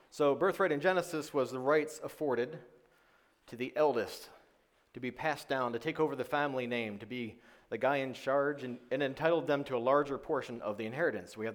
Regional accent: New York, United States; moved away as an adult; My background, uh, why I came to the South from New York, was uh, to go to school for psychology, which I did for part of a degree.

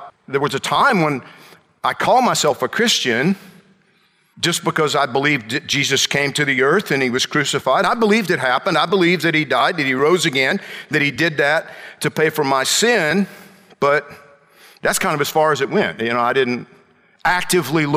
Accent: central Georgia, United States; moved away as an adult; also born or lived in Atlanta; now in Miami, United States; my hometown area in central Georgia

